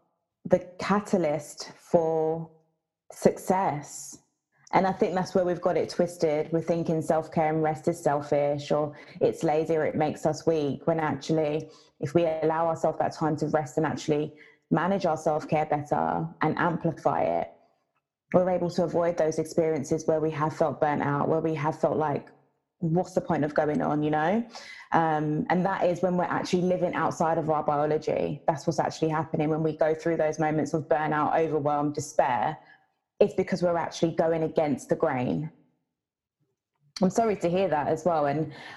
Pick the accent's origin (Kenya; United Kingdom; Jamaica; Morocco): Jamaica; I'm Jamaican